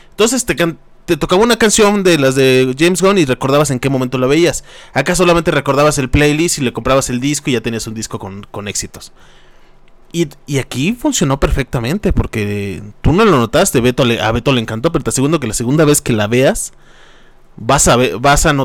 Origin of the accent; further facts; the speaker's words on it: State of Mexico, Mexico; nosotros que somos del Estado de México